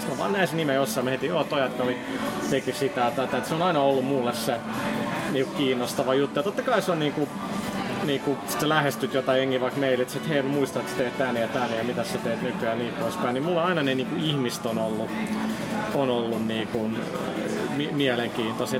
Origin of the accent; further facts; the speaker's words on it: Finland; mä oon Suomesta